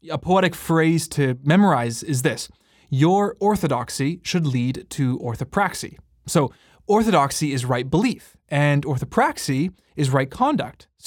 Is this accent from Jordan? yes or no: no; Canada; And we are uniquely Canadian, although we have listeners from all around the world.